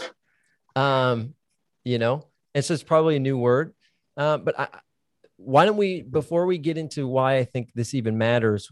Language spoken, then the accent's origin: English; Minnesota, United States; moved away; also born or lived in Dallas, Texas; I grew up in Minnesota, which means I grew up in Lutheran Catholic land